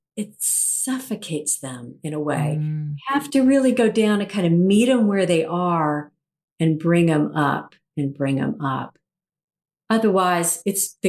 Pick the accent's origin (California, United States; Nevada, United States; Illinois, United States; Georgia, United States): Georgia, United States; Atlanta; here in my hometown of Atlanta